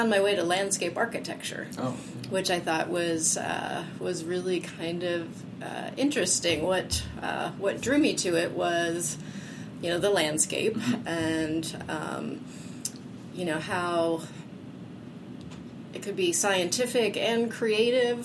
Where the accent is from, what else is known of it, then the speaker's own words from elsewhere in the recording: Hublersburg, Pennsylvania, United States; I grew up here in Center County, a little town called Hublersburg